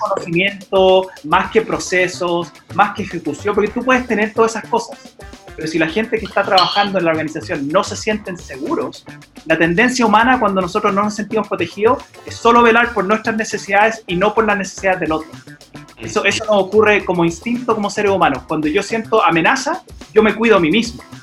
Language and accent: Spanish; United States; moved away; como me crié en los Estados Unidos también yo ahí jugué básquet.